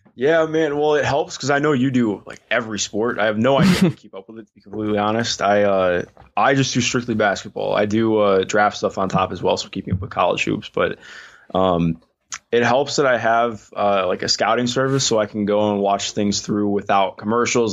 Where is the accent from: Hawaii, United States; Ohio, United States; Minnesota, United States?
Ohio, United States; Cleveland; I grew up in Cleveland.